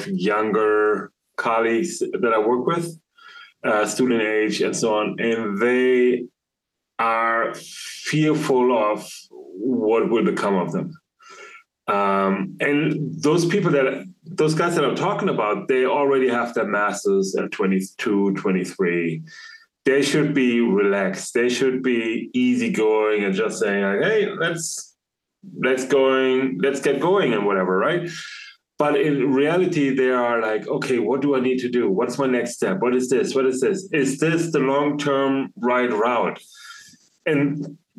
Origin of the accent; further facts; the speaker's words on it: Germany; I was born and raised in Germany